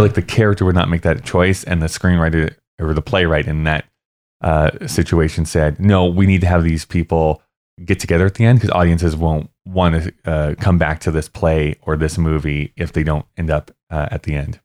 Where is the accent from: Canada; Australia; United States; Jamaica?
Canada